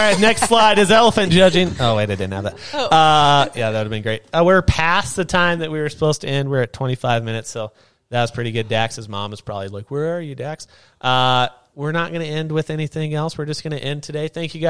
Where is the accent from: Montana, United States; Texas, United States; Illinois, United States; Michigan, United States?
Montana, United States; Belgrade; it wasn't a thing when I grew up in Belgrade.